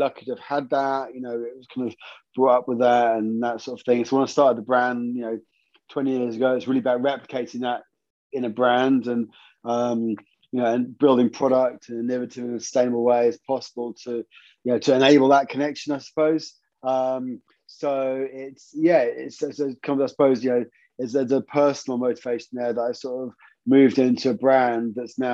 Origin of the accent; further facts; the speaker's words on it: St Agnes, South West England, United Kingdom; I'm … from St Agnes